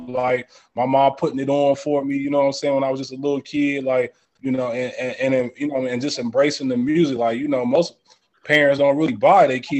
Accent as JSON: {"language": "English", "town": "Columbus", "region": "Ohio", "country": "United States", "tie": "born or raised there", "said": "I'm originally from Ohio, man. Columbus 614."}